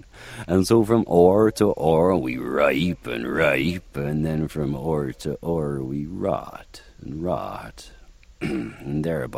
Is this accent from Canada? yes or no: no; North Wales, United Kingdom; accent: North Welsh; moved away; And I said, "I'm from North Wales." And she said, "Can you do a North Welsh accent?" I said, "Yes, of course. Whenever I go home, I start talking a bit like this, you know."